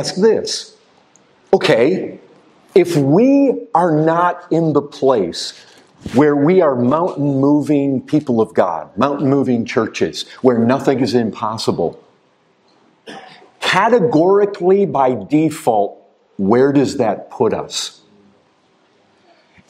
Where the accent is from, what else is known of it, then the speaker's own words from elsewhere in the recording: Michigan, United States; I grew up in Michigan